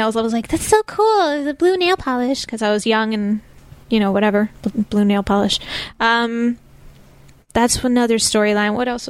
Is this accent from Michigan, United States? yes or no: no; New Jersey, United States; I'm from Jersey.